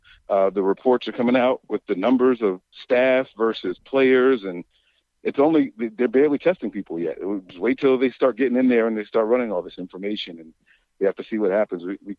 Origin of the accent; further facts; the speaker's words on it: East Coast, United States; I'm from the East Coast. I'm an East Coast guy through and through.